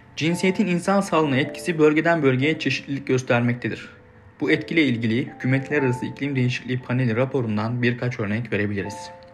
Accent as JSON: {"language": "Turkish", "region": "Denizli", "country": "Turkey", "moved": "yes", "lives_now": "Istanbul, Turkey", "said": "Denizlili biri olarak, İstanbul'da yaşayan biri olarak"}